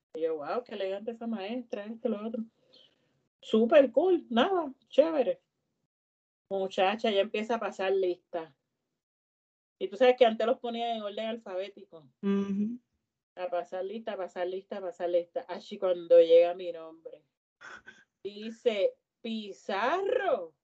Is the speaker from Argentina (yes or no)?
no; Puerto Rico